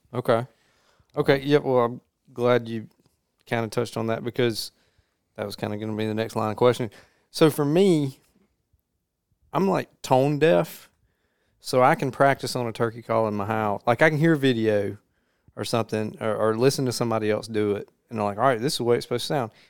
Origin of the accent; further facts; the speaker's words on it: Jones County, Mississippi, United States; I grew up in Jones County